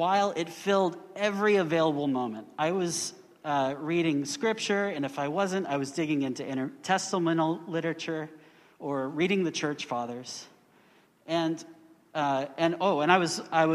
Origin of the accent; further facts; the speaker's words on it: Houston, Texas, United States; I was born in Houston, Texas, where I lived growing up